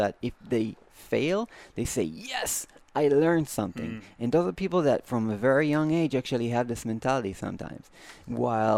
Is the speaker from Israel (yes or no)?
yes; Israel; I am Jewish, and because I just born in Israel